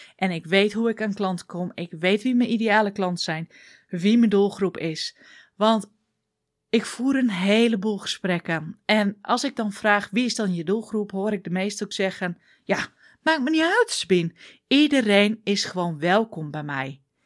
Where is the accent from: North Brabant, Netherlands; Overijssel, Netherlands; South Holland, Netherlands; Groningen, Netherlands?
Groningen, Netherlands; accent: Groningen dialect; ik kom uit Groningen, dus ik ga een beetje in het dialect.